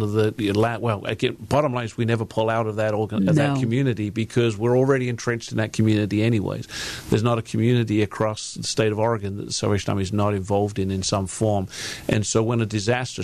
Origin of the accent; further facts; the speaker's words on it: England, United Kingdom; moved away as an adult; also born or lived in Seattle; now in Portland, United States; I grew up in a real small country town in England